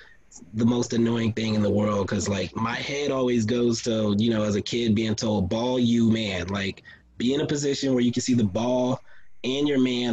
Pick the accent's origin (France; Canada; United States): United States; Texas; I was growing up in Texas